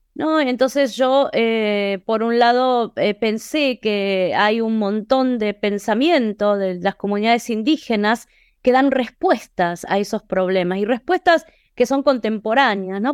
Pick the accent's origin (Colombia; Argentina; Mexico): Argentina; Buenos Aires; moved away as an adult; now in Boston, United States; soy argentina de Buenos Aires y vivo en Boston hace 23 años.